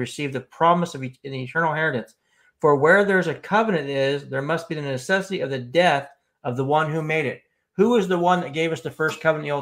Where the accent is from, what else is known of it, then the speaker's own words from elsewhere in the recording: United States; I'm an American as well